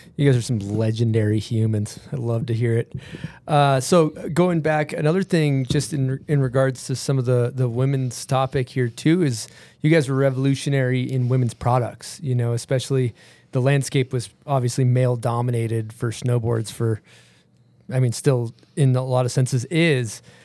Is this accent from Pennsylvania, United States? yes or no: no; Massachusetts, United States; I'm from Massachusetts.